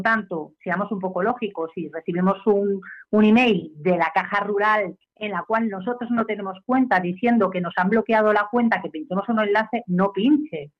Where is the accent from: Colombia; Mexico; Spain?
Spain; soy española